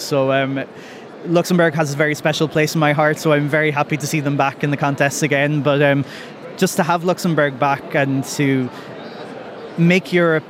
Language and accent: English; Ireland; now in Belgium; I am from Ireland, but I currently live in Belgium.